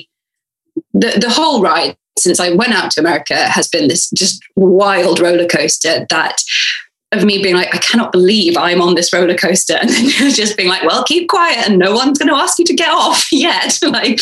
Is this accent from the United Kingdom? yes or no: yes; United Kingdom; I'm a British girl